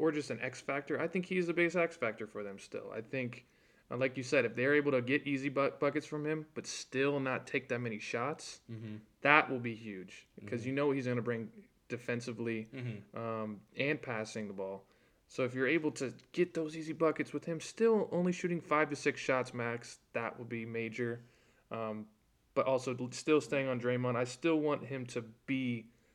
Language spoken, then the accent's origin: English; Ohio, United States; We're from Ohio